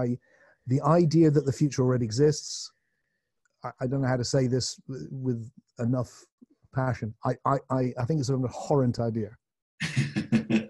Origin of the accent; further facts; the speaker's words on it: Glastonbury, South West England, United Kingdom; in my hometown